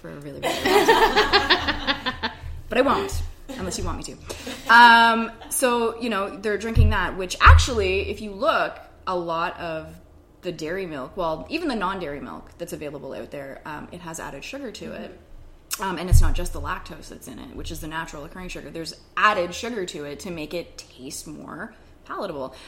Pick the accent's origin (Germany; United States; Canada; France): Canada; I'm Canadian